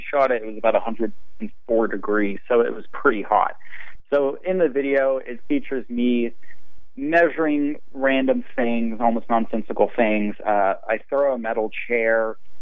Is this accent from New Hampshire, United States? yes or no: no; Amarillo, Texas, United States; that's the landscape I grew up with in Amarillo. But I lived kind of out in the country here